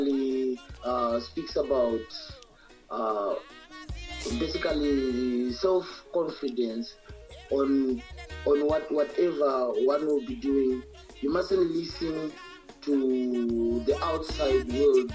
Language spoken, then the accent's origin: English; Zimbabwe; a genre in our country, which called Zim Dancehall, Zim Reggae